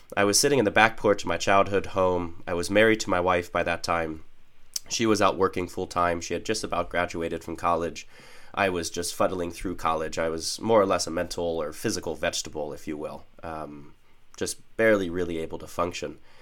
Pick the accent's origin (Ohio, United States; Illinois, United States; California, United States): Ohio, United States; Northeast; I was raised in Northeast Ohio